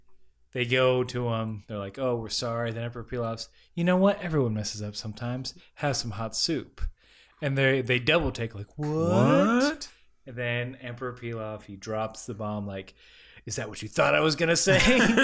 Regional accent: the South, United States; That's the, I can't do, even though I'm from the South.

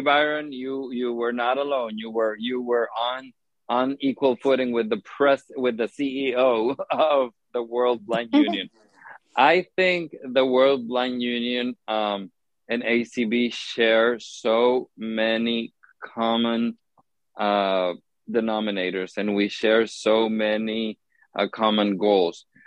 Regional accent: Honduras; moved away as an adult; now in United States; the organization that I worked for in Honduras, that I was part of the board of directors for many, many years

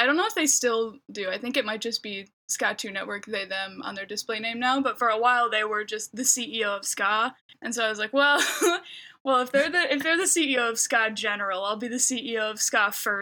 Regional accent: Clarkston, Michigan, United States; moved away as an adult; now in Burbank, United States; I'm from Michigan, born and raised in like the like Clarkston zone

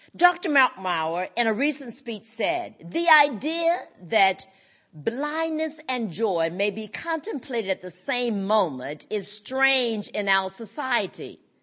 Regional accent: North Carolina, United States; I grew up in North Carolina on a plantation called the Coolmee Plantation, raised by my parents and paternal grandparents

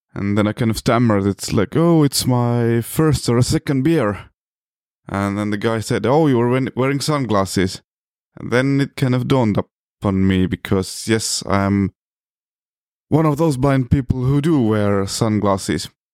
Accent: Estonia; I come from Estonia, which is a small country located in the North Europe

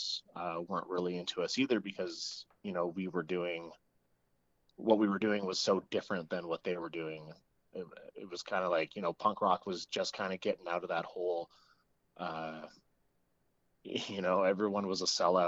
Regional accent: Fort McMurray, Alberta, Canada; moved away; also born or lived in Edmonton; I'm originally from Fort McMurray, Alberta.

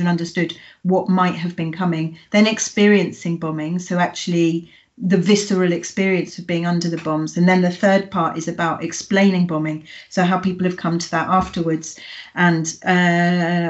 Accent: United Kingdom; the Britishness of me

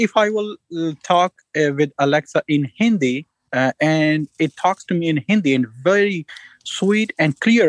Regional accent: Pakistan; now in St. Louis, United States; I am originally from Pakistan

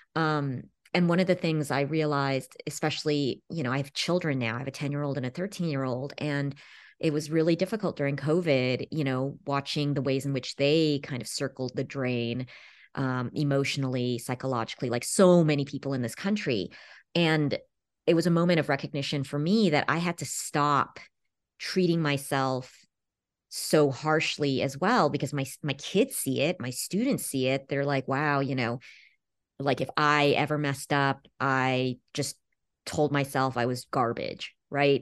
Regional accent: Los Angeles, California, United States; I grew up in Los Angeles

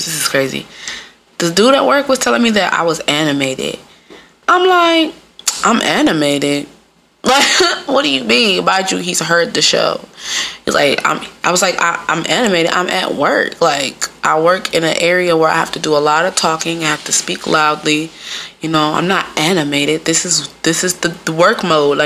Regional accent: Midwest, United States; moved away; I'm from the Midwest. Apparently, I got an accent.

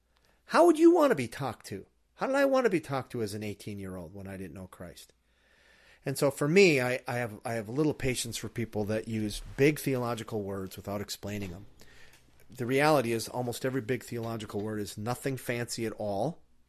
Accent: Minnesota, United States; I didn't. I grew up in Iron Range where, you know, beer is like orange juice and cussing is like, cussing's like talking.

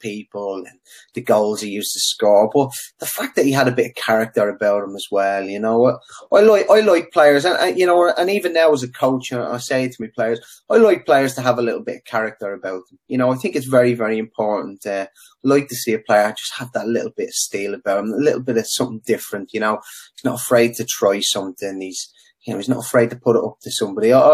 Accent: Dublin, Leinster, Ireland; Sundrive Park was just up the road from the house where we grew up on Clogger Road

